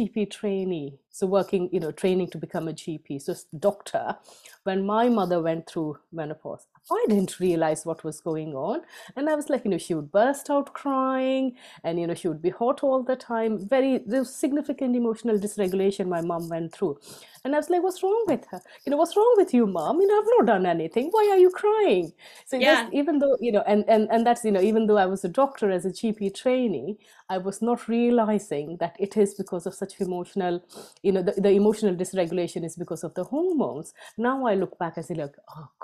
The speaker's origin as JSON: {"language": "English", "country": "India", "tie": "born or raised there", "moved": "as an adult", "lives_now": "United Kingdom", "said": "I was born and brought up mainly in India. So I moved to UK only when I was 25."}